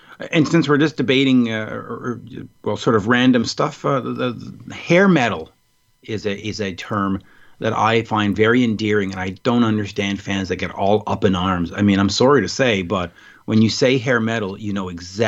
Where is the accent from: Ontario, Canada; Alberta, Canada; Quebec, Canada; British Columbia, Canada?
Quebec, Canada; Montreal; Montreal. I've always lived here.